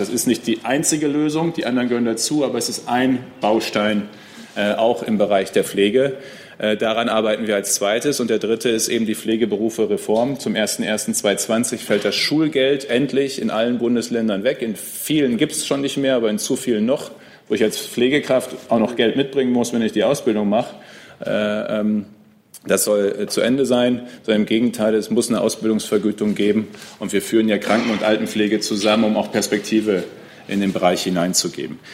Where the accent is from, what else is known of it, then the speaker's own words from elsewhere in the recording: Münsterland, North Rhine-Westphalia, Germany; bei uns im Münsterland